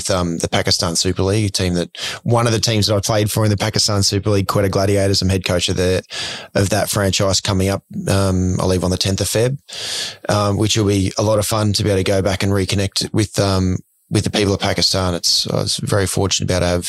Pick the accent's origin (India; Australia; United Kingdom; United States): Australia; Ipswich, Queensland; Ipswich, where I grew up